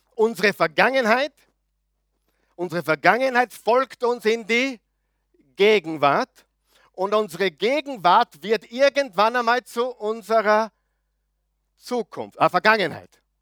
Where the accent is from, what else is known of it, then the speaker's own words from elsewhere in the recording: Linz, Upper Austria, Austria; moved away as an adult; now in Vienna, Austria; Guter Oberösterreicher, gebürtiger Linzer, Müllviertler, Anti-Wien